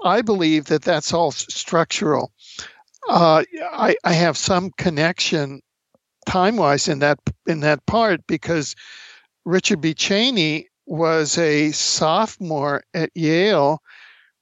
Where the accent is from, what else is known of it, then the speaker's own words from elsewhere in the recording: Cuba; moved away; I grew up in Cuba